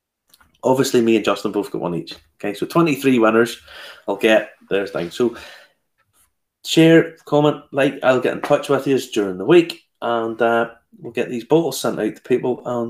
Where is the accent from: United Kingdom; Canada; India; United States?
United Kingdom; Ballymena, Northern Ireland; born or raised there